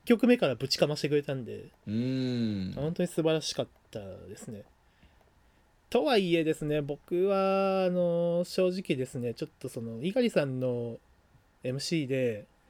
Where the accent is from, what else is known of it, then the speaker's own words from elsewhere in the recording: Aichi, Japan; 緑茶家もあの愛知出身なんで、まあ、僕もそうだし